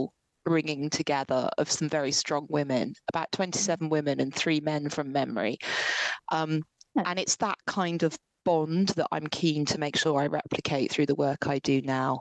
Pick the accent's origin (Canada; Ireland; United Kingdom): United Kingdom; Ipswich, East of England; moved away; I'm from Ipswich originally, which is like a real area